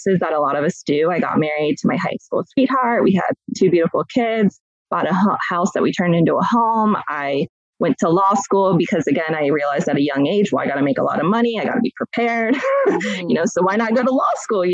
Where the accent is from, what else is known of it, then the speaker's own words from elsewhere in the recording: Columbus, Ohio, United States; I have been born and raised in Columbus, Ohio, still reside here today